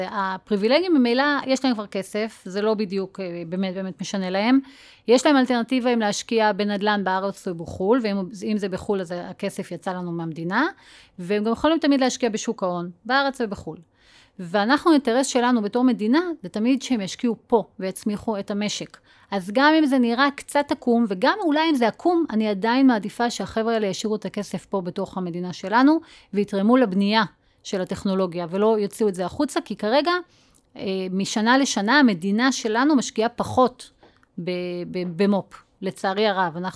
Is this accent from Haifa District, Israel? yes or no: no; Northern District, Israel; אני גדלתי בגולן